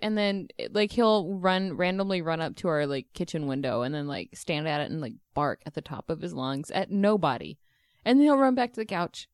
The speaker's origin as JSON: {"language": "English", "region": "Texas", "country": "United States", "tie": "born or raised there", "said": "I grew up in Texas"}